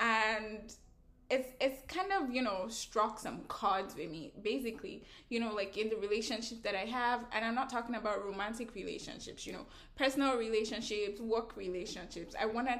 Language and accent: English; Nigeria; moved away as an adult; now in Canada; as a Nigerian